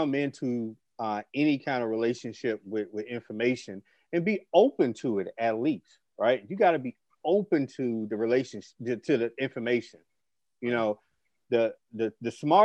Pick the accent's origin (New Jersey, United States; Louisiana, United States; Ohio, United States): Louisiana, United States; Shreveport; I remember growing up back in the day just playing in that area